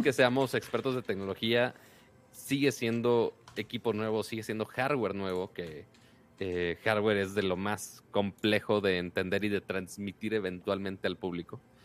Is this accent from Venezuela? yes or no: no; Monterrey, Nuevo León, Mexico; yo soy Monterrey